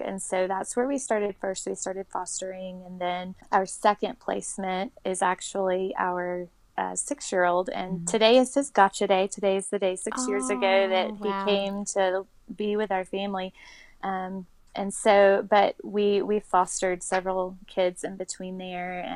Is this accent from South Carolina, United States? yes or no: yes; South Carolina, United States; moved away; also born or lived in New Orleans; my family in South Carolina. That's where I grew up.